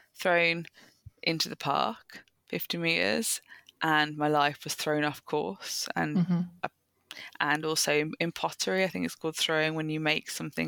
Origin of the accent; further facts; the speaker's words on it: Birmingham, West Midlands, United Kingdom; I then went in back into my hometown in Birmingham